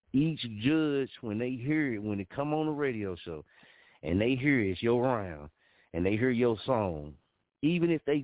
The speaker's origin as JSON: {"language": "English", "town": "Muskogee", "region": "Oklahoma", "country": "United States", "tie": "born or raised there", "said": "here in my hometown."}